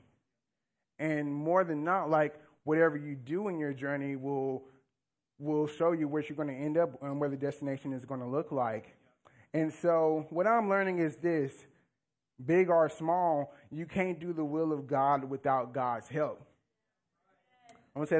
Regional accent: Louisiana, United States; moved away as an adult; now in Northwest Arkansas, United States; I'm not from here. I'm from Louisiana. And so I moved here around 3.5-4 years ago.

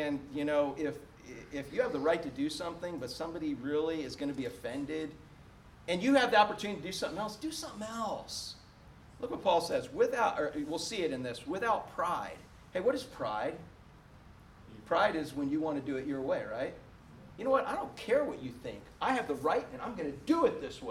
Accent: United States; As an American

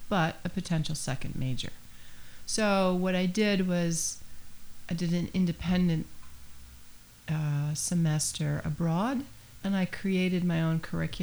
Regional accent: near Saratoga, upstate New York, United States; moved away as an adult; also born or lived in Boston; now in Nantucket, United States; I'm from upstate New York near the Saratoga area

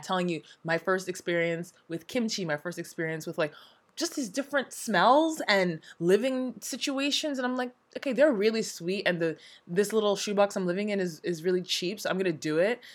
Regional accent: United States; moved away as an adult; also born or lived in Hong Kong / Nigeria; now in South Korea; I'm from the States. I was born and raised in both the east and west coast of the States

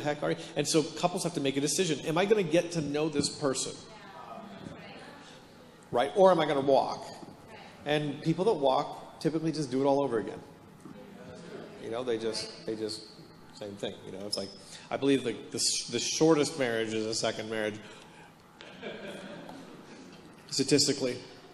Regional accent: Hamilton, Ontario, Canada; now in Palm Desert, United States; I'm born and raised in Hamilton, Ontario, which is the armpit of Canada

